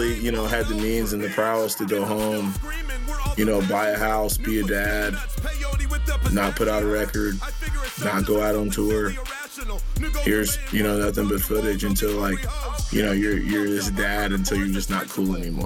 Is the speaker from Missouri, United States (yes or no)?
yes; Kansas City, Missouri, United States; I'm Kansas City till the death